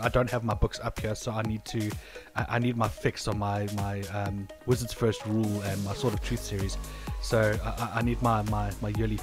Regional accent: South Africa; we're South African

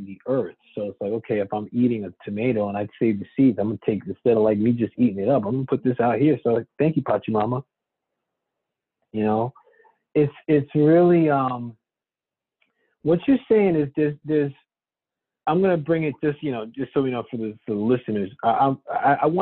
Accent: United States; my parents are from there. I'm American born. My sister and I are born here.

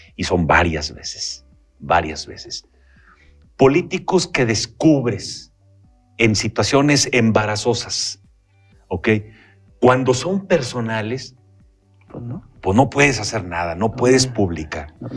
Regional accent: Durango, Mexico; los duranguenses entendamos

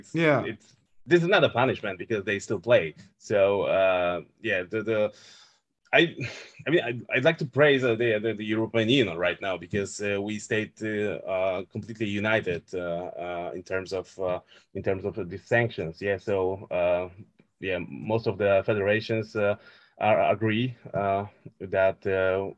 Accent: Wieliczka, Lesser Poland, Poland; moved away; also born or lived in Olsztyn; to my hometown, to Wieliczka

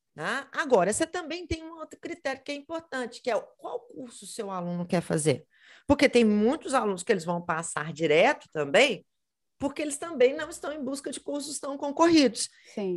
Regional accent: Belo Horizonte, Minas Gerais, Brazil; eu sou de Belo Horizonte, Minas Gerais

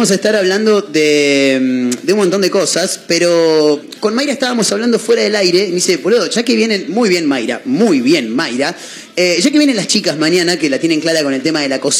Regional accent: Switzerland; Me parece que cuando yo me crié en Suiza, cuando yo estaba allá, viste hicimos muchos viajes por Europa

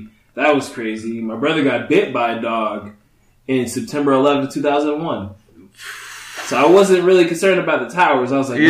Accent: Dayton, Ohio, United States; I'm from Dayton, Ohio.

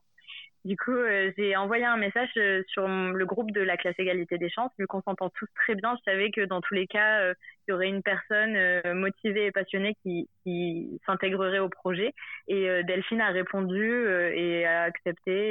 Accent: Montpellier, Occitania, France; moved away; also born or lived in Paris; je suis de Montpellier de base

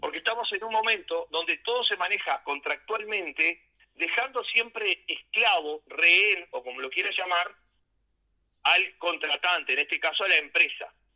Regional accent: Rocha, Uruguay; nací en Rocha y prácticamente gran parte de mi vida acá, excepto los años de, estudiante

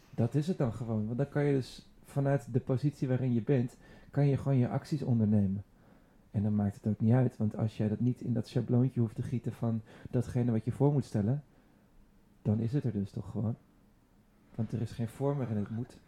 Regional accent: Hilversum, North Holland, Netherlands; ik ben opgegroeid in Hilversum

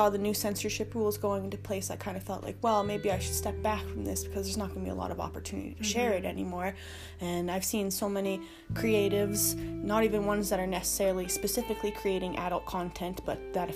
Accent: Regina, Saskatchewan, Canada; I'm a photographer from Regina, Saskatchewan.

